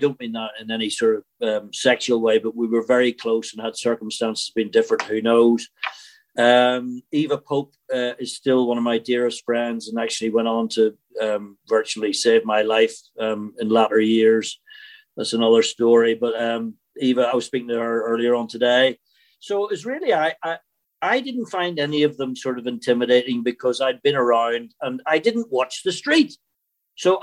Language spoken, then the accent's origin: English; Belfast, Northern Ireland, United Kingdom; accent: Northern Irish; moved away; also born or lived in Scotland; Growing up in Belfast